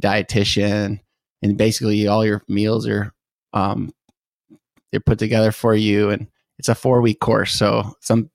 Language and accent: English; Chesterfield, Michigan, United States; moved away; also born or lived in Grosse Pointe, Michigan / St. Clair Shores, Michigan / Detroit, Michigan; I was born in St. Clair Shores, and then we moved around the Metro Detroit area, ended up on a lake in Chesterfield, Michigan, Lake St. Clair.